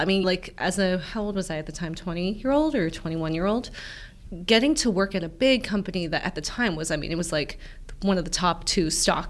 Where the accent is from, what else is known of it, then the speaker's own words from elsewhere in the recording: Cleveland, Ohio, United States; So even like growing up in Cleveland, like we were the only people who my parents never taught us Korean or taught us customs.